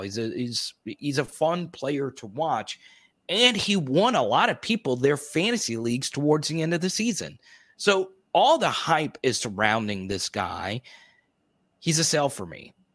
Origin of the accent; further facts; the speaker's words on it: Arkansas, United States; I grew up in Arkansas